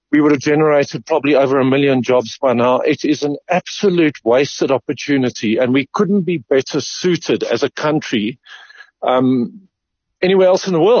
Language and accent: English; Eastern Cape, South Africa; I grew up in the Eastern Cape, and uh, it was around, and people were farming illegally.